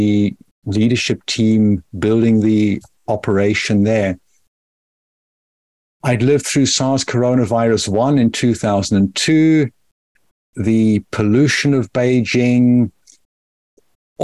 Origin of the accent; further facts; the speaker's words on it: South Africa; also born or lived in Rusape, Zimbabwe; I grew up in apartheid South Africa